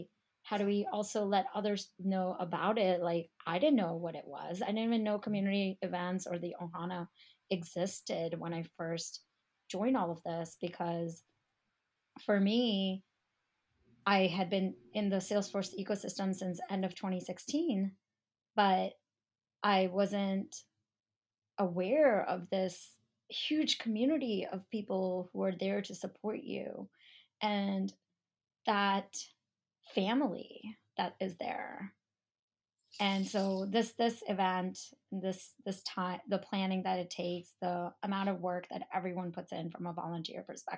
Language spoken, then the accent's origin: English; India; I'm Indian. I'm 100% Indian. So people automatically assume either I'm in tech or I'm a doctor or I'm a lawyer, right?